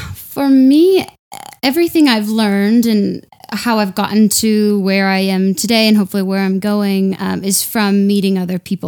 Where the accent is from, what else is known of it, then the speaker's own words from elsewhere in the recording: Denver, Colorado, United States; moved away as an adult; also born or lived in London; I'm from Denver. I'd never left before.